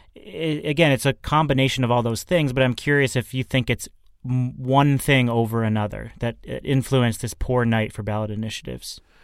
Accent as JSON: {"language": "English", "region": "Massachusetts", "country": "United States", "tie": "born or raised there", "said": "here in Massachusetts, in my home state"}